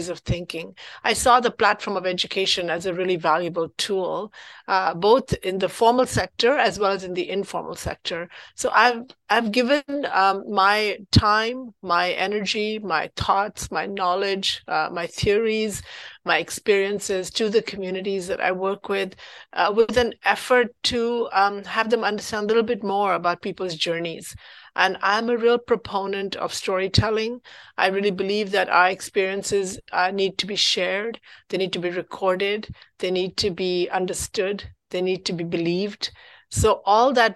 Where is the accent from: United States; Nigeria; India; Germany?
India; also born or lived in Abbotsford, Canada; now in Canada; I grew up in India, and so everybody was like me